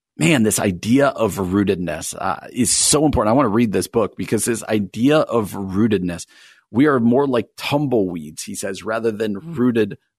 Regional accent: New Jersey, United States; moved away; I grew up in New Jersey, and I desperately at times miss where I grew up, even though I love being out here

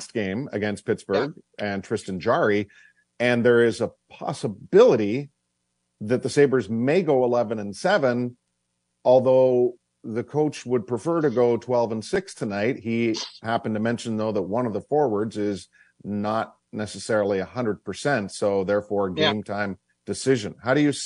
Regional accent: Oshawa, Ontario, Canada; my birth certificate says that's where I was born

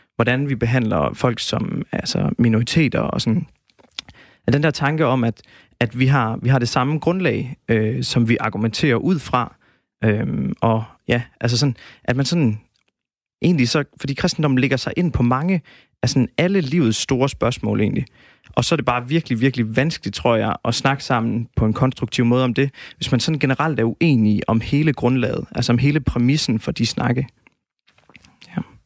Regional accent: Denmark; vi danskere

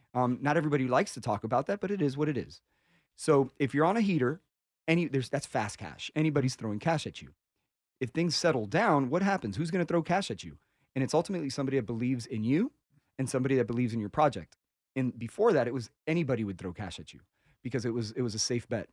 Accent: Miami, Florida, United States; I'm from Miami

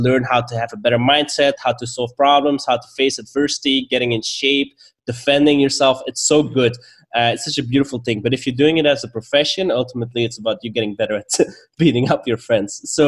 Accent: Belgium; accent: mix of Belgian, Swedish and Bulgarian; English is a second language; also born or lived in Stockholm, Sweden; now in Bulgaria; I am currently in Bulgaria, but previously I lived in Stockholm, and originally I am from Belgium. Mm. And my accent is a weird mix between all of those.

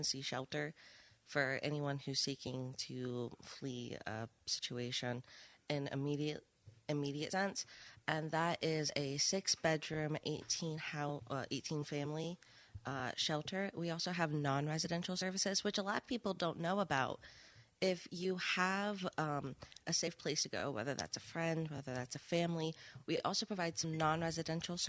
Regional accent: Coopersville, Michigan, United States; moved away as an adult; now in Allegan County, United States; I'm from Coopersville. It's like an hour north, a little past Allendale

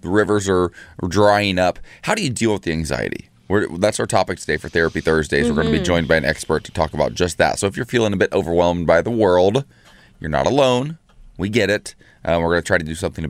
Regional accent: Ohio, United States; moved away; my home state of Ohio

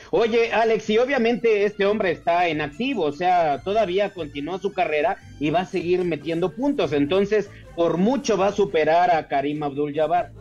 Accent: Querétaro, Mexico; yo soy de Querétaro

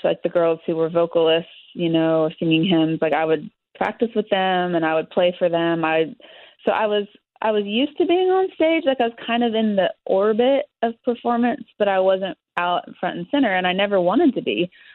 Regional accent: Kansas, United States; moved away as an adult; now in Nashville, United States; living at home in Kansas

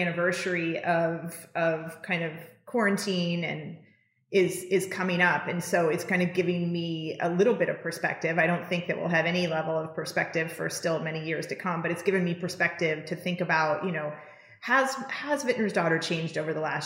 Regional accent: Napa Valley, California, United States; coming from where I was coming from Napa Valley

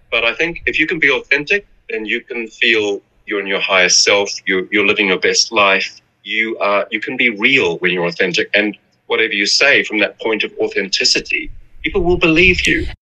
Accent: New Zealand; moved away as an adult; also born or lived in Milan; I was in in New Zealand, which is my home country

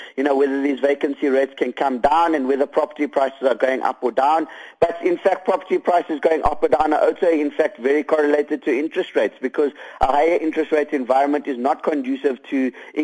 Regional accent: South Africa; as South African investors

